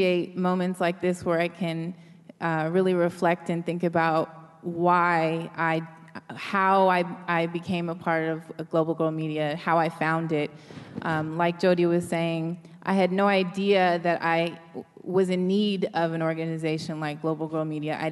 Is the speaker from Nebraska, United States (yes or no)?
no; Oakland, California, United States; I'm from Oakland